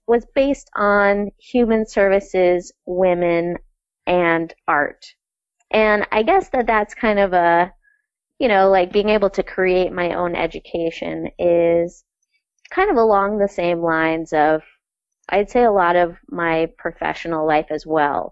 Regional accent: North Hero, Vermont, United States; also born or lived in New York City / Essex Junction; I grew up in North Hero, which is one of the Lake Champlain Islands.

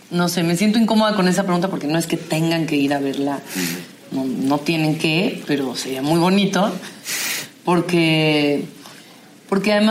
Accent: Mexico; nuestra propia identidad como mexicanos

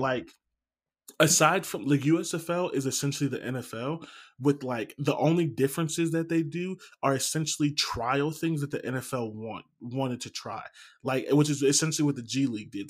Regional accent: Canton, Ohio, United States; I'm from Canton. There's nothing there

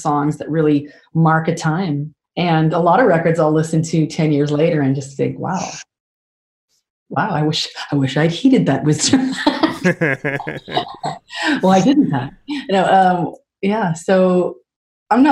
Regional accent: Canada; I'm such a Canadian

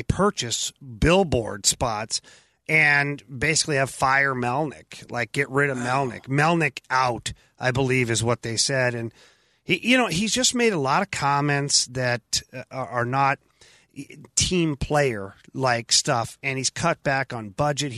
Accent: Ottawa, Ontario, Canada; Ottawa's my hometown

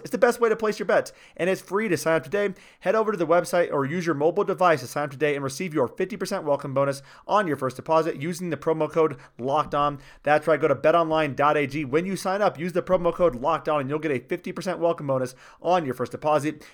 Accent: Newton, Iowa, United States; I'm from Newton

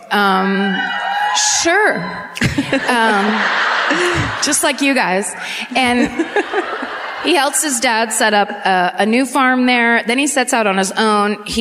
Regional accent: France; English is a second language; I'm from France, so I don't really know how to say your city's names.

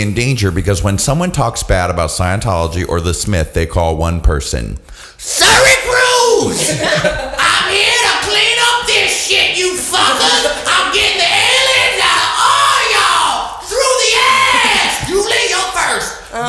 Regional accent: Egypt; because, you know, I grew up in Egypt.

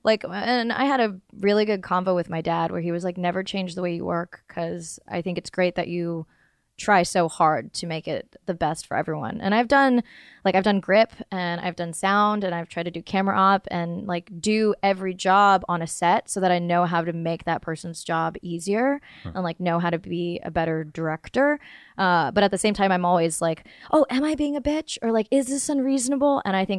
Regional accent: North Carolina, United States; I grew up in the South. No, I grew up, but like I had a North Carolina accent for like a long time.

